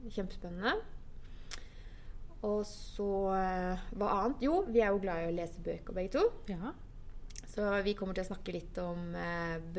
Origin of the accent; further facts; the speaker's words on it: Sørlandet, Norway; Vi er fra Sørlandet.